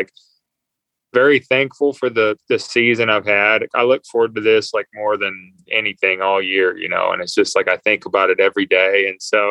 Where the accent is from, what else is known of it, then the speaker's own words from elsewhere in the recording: North Carolina, United States; I grew up in North Carolina